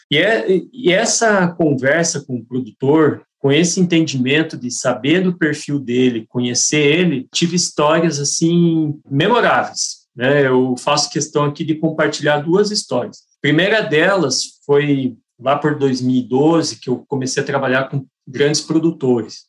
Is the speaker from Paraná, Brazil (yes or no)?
yes; Curitiba, Paraná, Brazil; Sou daqui de Curitiba